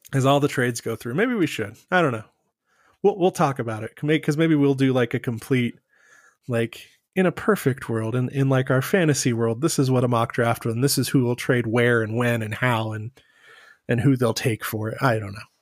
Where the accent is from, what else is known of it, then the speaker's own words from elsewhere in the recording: Texas, United States; We're both from Texas